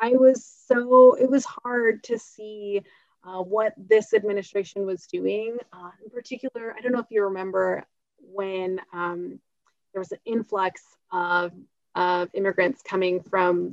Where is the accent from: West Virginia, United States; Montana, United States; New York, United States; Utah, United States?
Utah, United States; born or raised there